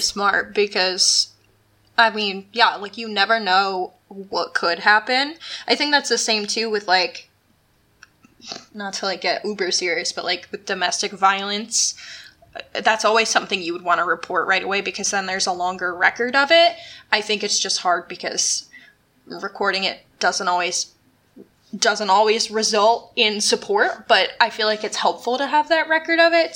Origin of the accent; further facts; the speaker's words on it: United States; moved away; the town I grew up in is supposedly extremely haunted